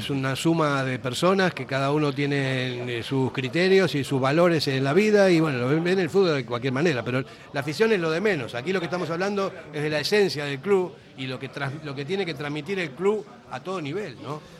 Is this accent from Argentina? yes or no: yes; Argentina; now in Basque Country, Spain; yo soy argentino, que él no es argentino porque no sé qué. Mi hijo es vasco, nació aquí, y yo llevo 44 años aquí, entonces yo me siento también con derecho como para hablar como un vasco más